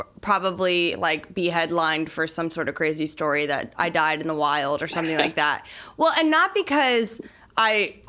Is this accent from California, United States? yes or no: no; Florida, United States; I'm from Florida and there's a lot of gators